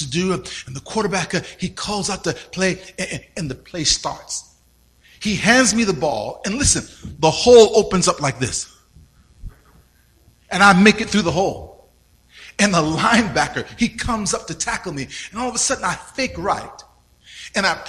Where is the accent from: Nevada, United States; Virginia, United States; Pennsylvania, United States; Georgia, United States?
Virginia, United States; Richmond; moved away as an adult; also born or lived in Arizona; I grew up in Virginia, right? Richmond, Virginia